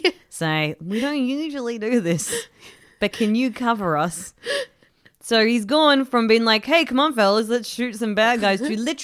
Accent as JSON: {"language": "English", "country": "Australia", "said": "Which we should because we're Australian."}